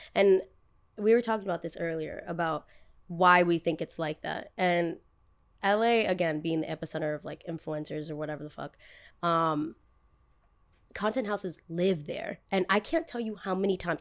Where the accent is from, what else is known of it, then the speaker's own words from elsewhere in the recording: United States; also born or lived in Los Angeles; back where I'm from, everybody born and raised in Jersey, born and raised in New York